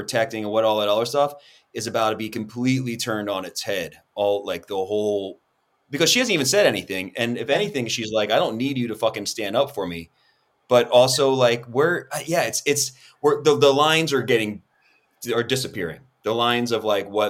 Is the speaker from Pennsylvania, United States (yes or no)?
yes; Philadelphia, Pennsylvania, United States; I'm from Philly